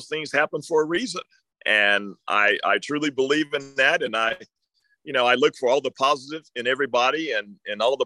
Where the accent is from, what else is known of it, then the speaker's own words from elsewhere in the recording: Oklahoma City, Oklahoma, United States; moved away; they had a day for me back in Oklahoma City, you know, my high school, you know, everybody showed up